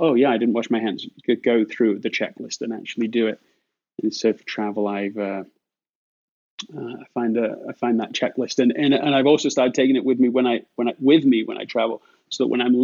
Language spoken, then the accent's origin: English; England, United Kingdom; now in United States; being an Englishman on July 4th in America